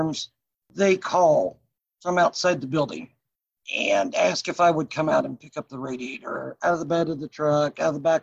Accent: Sedalia, Missouri, United States; also born or lived in Kansas City; from Sedalia. I went to high school and everything here.

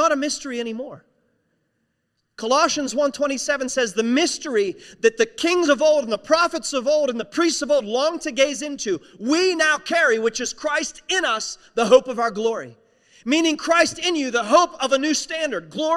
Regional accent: West Virginia, United States; I'm a nobody from West Virginia. It's one of the poorest states in the United States of America

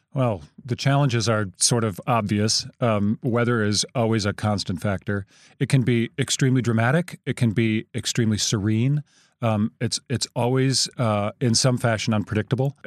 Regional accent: rural Wisconsin outside of Madison, United States; also born or lived in South Dakota / Florida / New York City; we moved to rural Wisconsin outside of Madison, and that's where I spent my boyhood

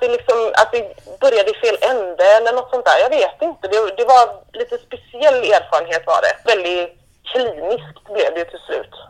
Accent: Gothenburg, Västra Götaland, Sweden; moved away as an adult; also born or lived in United States; now in Oslo, Norway; Född och uppvuxen i Göteborg

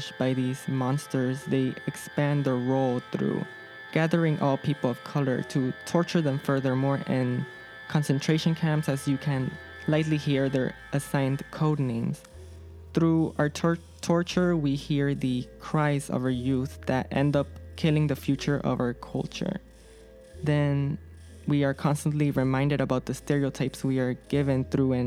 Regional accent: Chicago, Illinois, United States; I am from the Little Village neighborhood

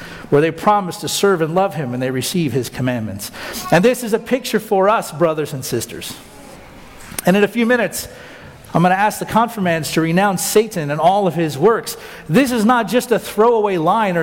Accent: United States

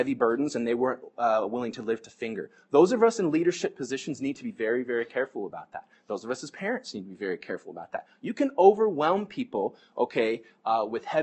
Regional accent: United States; American Christians

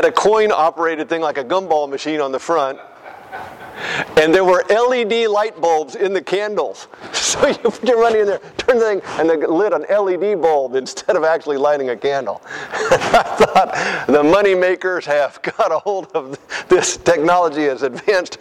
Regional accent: United States; As a kid growing up in the United States, rural America

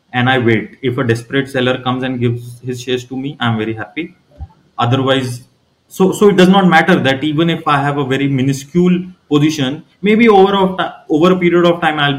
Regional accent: Ranchi, Jharkhand, India; moved away; I am originally from Ranchi, which is the capital of Jharkhand

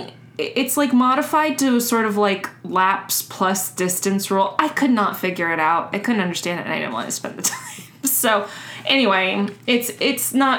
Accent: Miami, Florida, United States; moved away; we live like halfway between Messina and Miami, our hometowns

